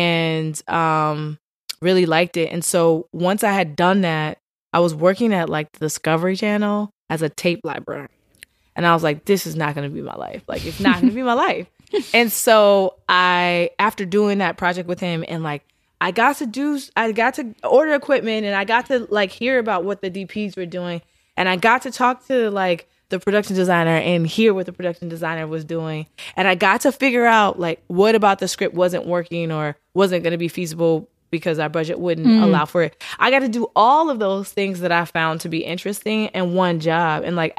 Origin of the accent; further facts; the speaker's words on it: Richmond, Virginia, United States; I'm from Richmond, Virginia. I am a daughter of a preacher and a teacher. I went to Howard University, Bison.